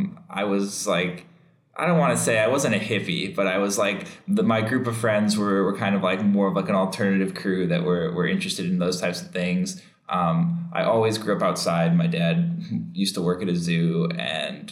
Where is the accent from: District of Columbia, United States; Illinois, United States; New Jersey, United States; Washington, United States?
Illinois, United States; Chicago; also born or lived in Bloomington, Illinois; I grew up in Chicago, or just outside of Chicago in the suburbs, but I stayed there my whole life until I was like, say, 18